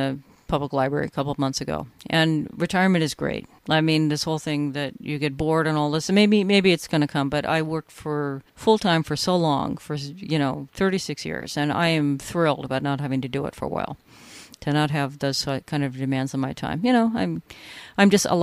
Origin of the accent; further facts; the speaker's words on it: California, United States; now in New York, United States; I grew up in California